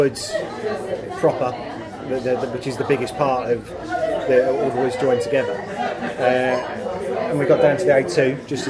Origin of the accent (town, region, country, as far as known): London, United Kingdom; born or raised there